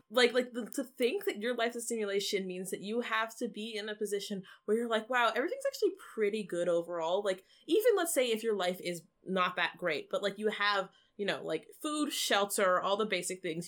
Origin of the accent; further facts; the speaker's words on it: Canada; we are a Canadian podcast and Canadian people